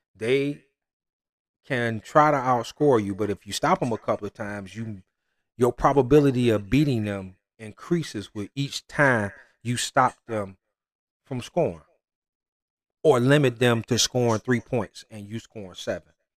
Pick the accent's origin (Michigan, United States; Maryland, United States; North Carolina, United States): Michigan, United States; I'm from Michigan